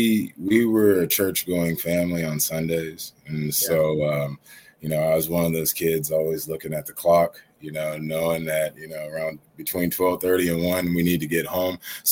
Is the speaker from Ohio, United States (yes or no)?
yes; New Philadelphia, Ohio, United States; also born or lived in Dover, Ohio / New Orleans; I was born in Dover, Ohio, and I was raised in New Philadelphia, Ohio. It's along Northeast Ohio. I grew up in Amish, out towards Amish country, Sugar Creek. Area. So I had a very unique upbringing